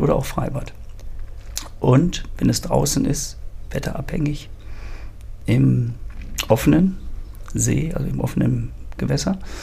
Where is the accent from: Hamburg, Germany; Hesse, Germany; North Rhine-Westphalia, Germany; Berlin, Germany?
North Rhine-Westphalia, Germany; Ruhr area; moved away; also born or lived in German coast / Harz; Ursprünglich geboren im Ruhrgebiet, bin jetzt eigentlich ein Mensch der Küste